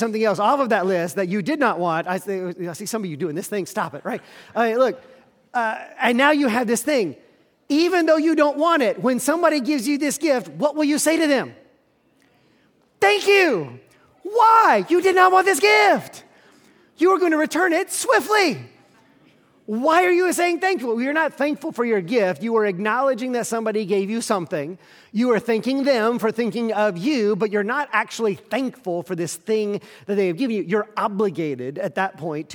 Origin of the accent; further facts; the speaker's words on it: the South, United States; I grew up in the South, we are a polite people